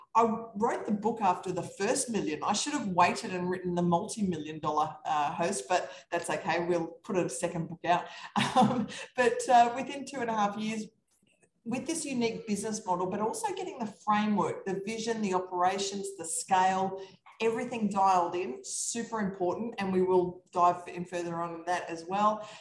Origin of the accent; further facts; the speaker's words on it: Australia; I'm from Australia. That's this funny accent going on here